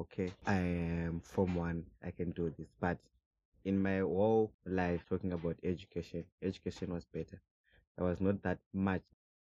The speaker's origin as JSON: {"language": "English", "country": "Zimbabwe", "tie": "born or raised there", "moved": "as an adult", "lives_now": "South Africa", "said": "I'm from Zimbabwe. I'm aged 23. I've been in Zimbabwe for a long time. I think maybe from since I was born, 2000 till 2018. Then I came here to South Africa."}